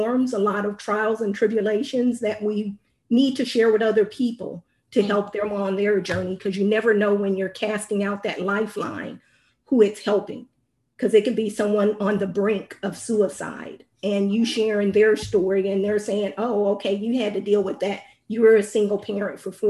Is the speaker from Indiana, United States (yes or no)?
yes; Indiana, United States; now in Texas, United States; I'm currently residing in Texas, but I'm originally from Indiana